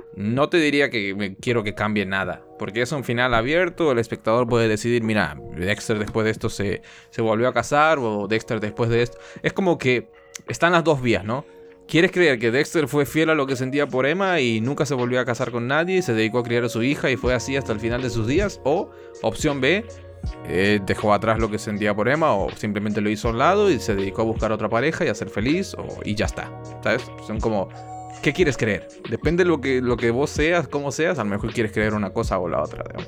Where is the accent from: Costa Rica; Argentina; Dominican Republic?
Argentina; Soy un, soy un mal, argentino, lo soy